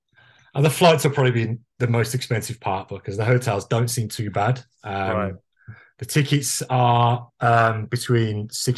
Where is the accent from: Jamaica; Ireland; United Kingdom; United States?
United Kingdom; Woodgate/Oldbury area near Quinton, Birmingham, West Midlands; accent: Brummie; now in Toronto, Canada; I grew up in Worley, if anyone knows it, just outside of Albury, Quinton, in between the two, I guess. So I grew up there.